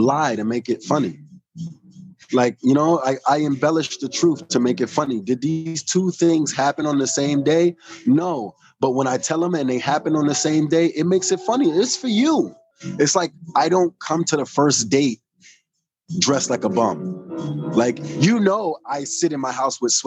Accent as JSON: {"language": "English", "town": "New York City", "region": "New York", "country": "United States", "tie": "born or raised there", "said": "I'm from New York"}